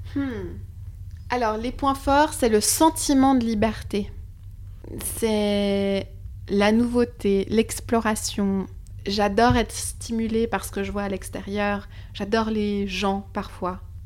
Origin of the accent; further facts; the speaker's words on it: Switzerland; moved away as an adult; also born or lived in Lisbon; now in Paris, France; je viens de Suisse